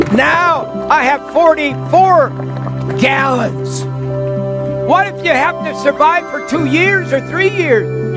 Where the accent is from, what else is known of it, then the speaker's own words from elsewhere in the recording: the South, United States; I grew up in the South. I know the rural parts of this country